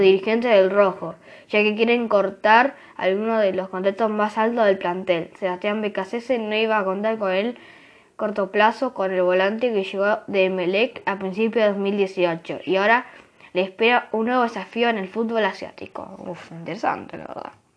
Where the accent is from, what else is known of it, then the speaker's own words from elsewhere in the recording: Argentina; yo soy argentino